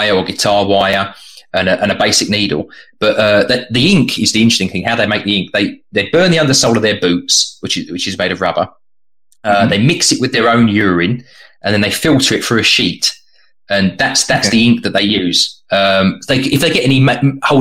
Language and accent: English; United Kingdom